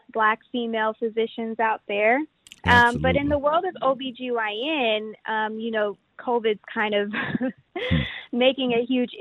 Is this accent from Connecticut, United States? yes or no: no; Houston, Texas, United States; also born or lived in Washington, D.C.; I grew up in Houston, and I attended DeBakey High School for Health Professions